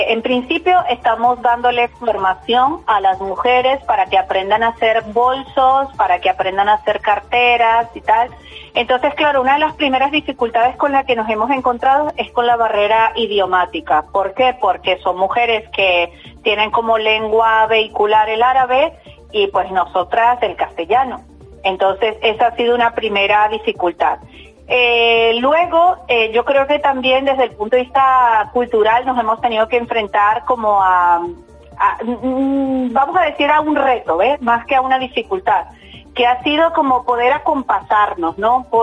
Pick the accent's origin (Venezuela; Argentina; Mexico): Venezuela; now in Basauri, Spain; mujer migrada de Venezuela de hace muchos años, desde el 2002 estoy aquí. Soy basauritarra, de acogida. Mi pueblo de acogida es Basauri